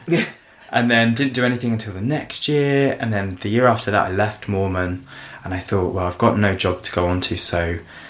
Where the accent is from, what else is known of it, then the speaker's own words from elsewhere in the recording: Suffolk, East of England, United Kingdom; also born or lived in Essex; I was born in Essex but grew up in the countryside of Suffolk